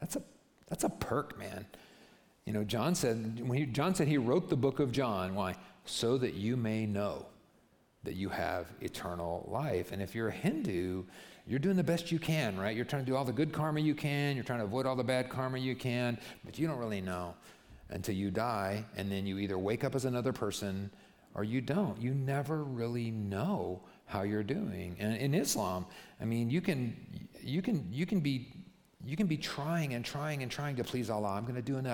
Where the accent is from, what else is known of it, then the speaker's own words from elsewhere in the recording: United States; I'm American